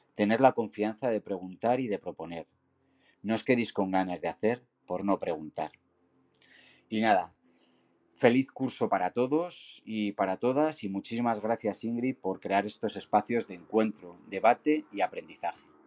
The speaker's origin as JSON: {"language": "Spanish", "town": "Segovia", "region": "Castile and León", "country": "Spain", "moved": "yes", "lives_now": "Zaragoza, Spain", "said": "trabajo en el departamento de orientación en un instituto de la ciudad del Ebro y del Cierzo, aunque soy de Segovia."}